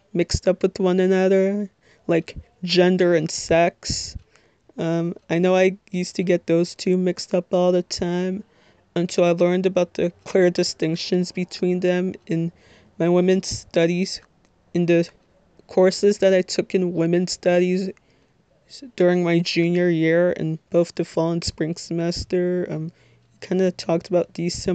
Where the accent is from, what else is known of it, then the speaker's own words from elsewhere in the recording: Little Ferry, New Jersey, United States; I am 22 years old, and I'm from Little Ferry, New Jersey, which, if you're not familiar with, it's in Bergen County